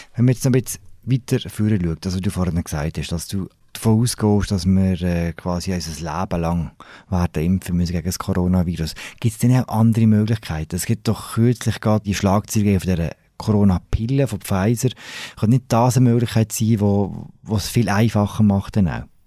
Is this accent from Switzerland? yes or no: yes; Switzerland; bei uns in der Schweiz